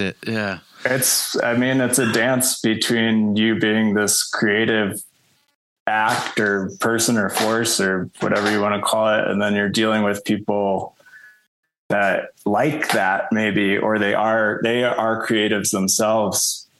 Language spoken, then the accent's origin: English; Chicago, Illinois, United States; also born or lived in Los Angeles, United States; now in New Mexico, United States; I'm originally from Chicago